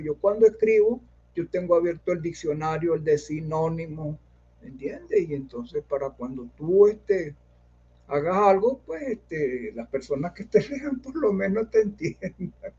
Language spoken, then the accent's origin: Spanish; Caracas, Capital District, Venezuela; also born or lived in Carrizal, Miranda; yo nací en Caracas también, pero yo, yo viví mucho tiempo en Carrizal, en los Tecos.